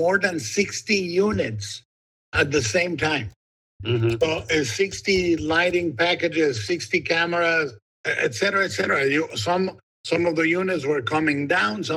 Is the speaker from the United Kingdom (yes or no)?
no; Guadalajara, Jalisco, Mexico; born or raised there